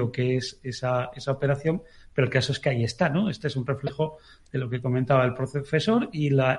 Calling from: Valladolid, Castile and León, Spain; de Valladolid.

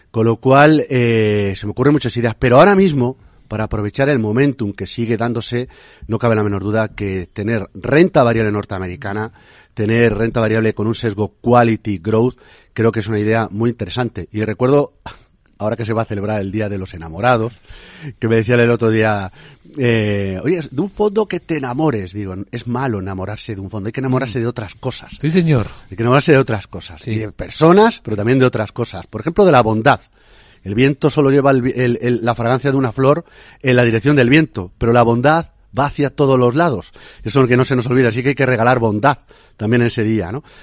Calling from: Valencia, Valencian Community, Spain; Buenos días … de Valencia.

